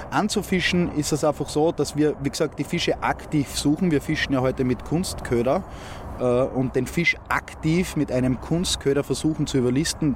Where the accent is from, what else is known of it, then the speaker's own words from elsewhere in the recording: Graz, Styria, Austria; aus Graz, bin 30 Jahre alt